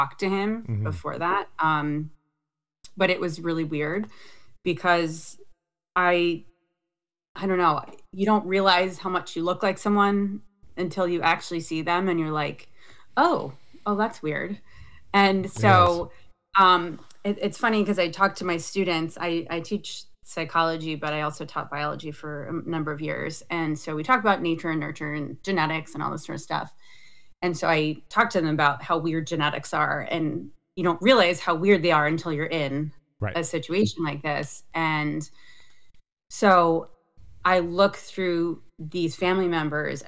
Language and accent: English; Summit, New Jersey, United States; also born or lived in Union, New Jersey; I grew up in Summit.